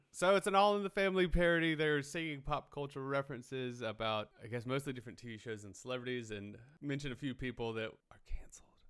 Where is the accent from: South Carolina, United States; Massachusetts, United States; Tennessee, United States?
South Carolina, United States; Hartsville; moved away; I grew up in Hartsville, South Carolina, but I just went back for the holidays